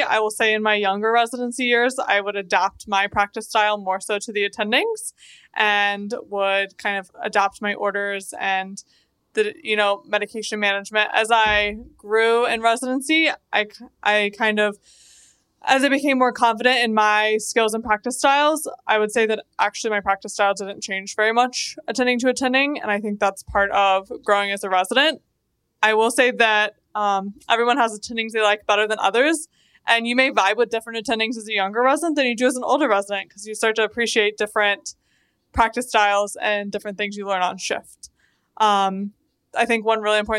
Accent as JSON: {"language": "English", "region": "Oklahoma", "country": "United States", "moved": "yes", "lives_now": "Philadelphia, United States", "said": "I'm a transplant from Oklahoma"}